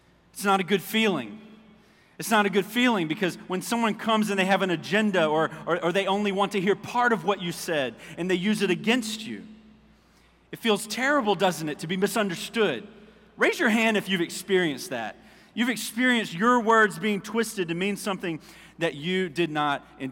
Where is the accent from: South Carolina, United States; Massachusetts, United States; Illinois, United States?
South Carolina, United States; Orangeburg; moved away as an adult; I was telling him a little bit about Orangeburg